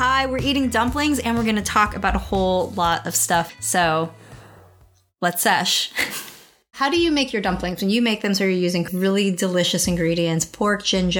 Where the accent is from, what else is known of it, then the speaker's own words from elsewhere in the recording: United States; Like, I am Chinese American. I speak Cantonese. I very much identify more with my American side